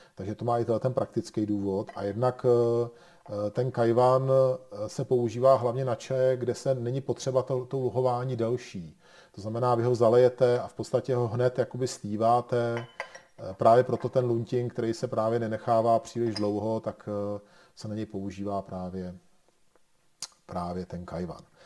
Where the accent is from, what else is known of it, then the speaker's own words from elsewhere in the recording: Bohemia, Czechia; u nás v Čechách